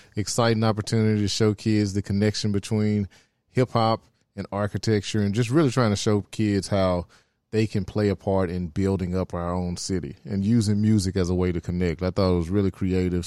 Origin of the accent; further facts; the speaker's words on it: Memphis, Tennessee, United States; I'm from Oak Haven